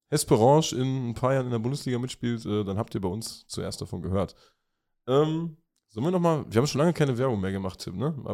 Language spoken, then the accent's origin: German; Meerane, Saxony, Germany; den Platz am Roten Hügel in meiner Heimat und Geburtsstadt Merane in Westsachsen nahe des schönen Zwickau